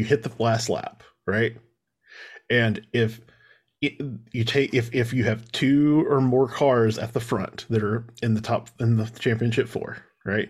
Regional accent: the Arkansas Delta, United States; we're from Arkansas, and specifically I'm from the Delta

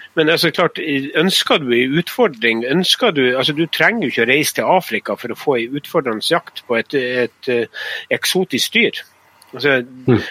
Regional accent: Northern Norway, Norway; also born or lived in Østerdalen

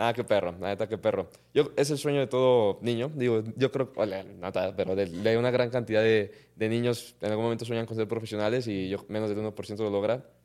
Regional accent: Mexico

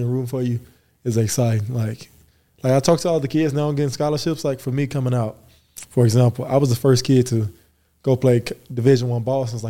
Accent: Earl, Arkansas, United States; also born or lived in Waco; now in Provo, United States; I grew up in Earl, Arkansas.

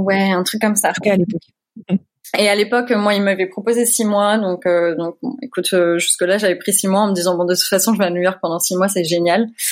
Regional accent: Creil, Hauts-de-France, France; moved away as an adult; also born or lived in Seine-et-Marne / Paris; now in Louisville, United States; je suis originaire de Picardie. Je suis née à Creil

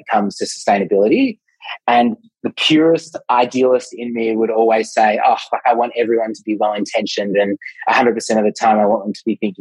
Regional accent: Melbourne, Victoria, Australia; I'm from Melbourne

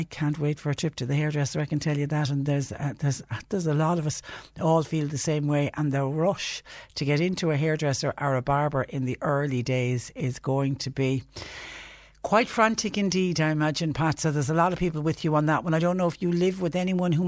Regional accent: Clonmel, Tipperary, Ireland; I was raised in Clonmel, and my parish church is a church called St. Peter and Paul's, where it's where I would have been christened

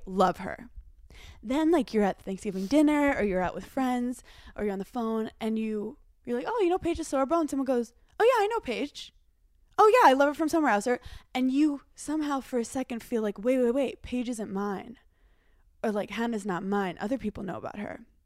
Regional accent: Brooklyn, New York, United States; growing up in Brooklyn, New York

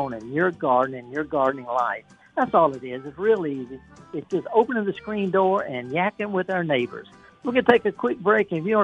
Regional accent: Indianola, Mississippi, United States; the B.B. King Museum in my hometown of Indianola

